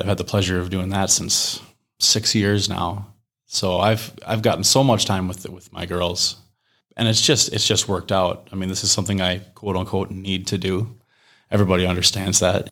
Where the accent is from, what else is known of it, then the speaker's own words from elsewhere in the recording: Mower County, Minnesota, United States; moved away as an adult; now in Rochester, United States; I grew up down in Moore County